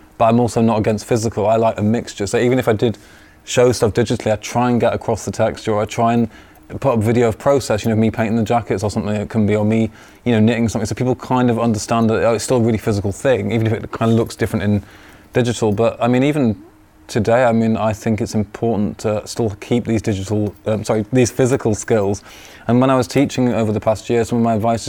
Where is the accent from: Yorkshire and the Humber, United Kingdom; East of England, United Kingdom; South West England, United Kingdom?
Yorkshire and the Humber, United Kingdom; York; also born or lived in Leeds / London / Paris; I'm from York. I was actually born in Leeds, but I'm born and raised in York